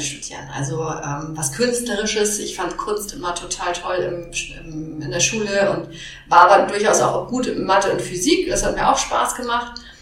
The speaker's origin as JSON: {"language": "German", "region": "Hamburg", "country": "Germany", "said": "Ich komme allerdings ursprünglich auch aus Hamburg, habe hier studiert"}